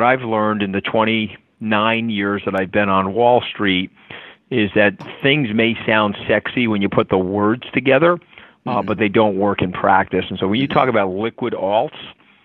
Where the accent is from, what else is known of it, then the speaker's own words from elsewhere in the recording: Long Island, New York, United States; I was a poor kid growing up on Long Island